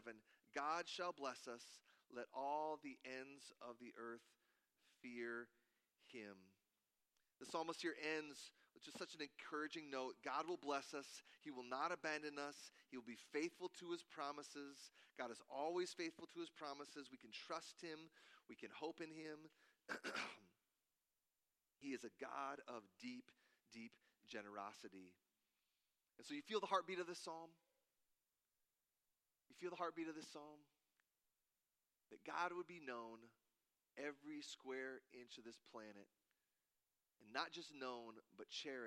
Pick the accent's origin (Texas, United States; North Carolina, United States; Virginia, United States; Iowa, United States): Iowa, United States; Cedar Falls; moved away as an adult; now in Wisconsin, United States; I play a jazz gig every other month in my hometown of Cedar Falls, Iowa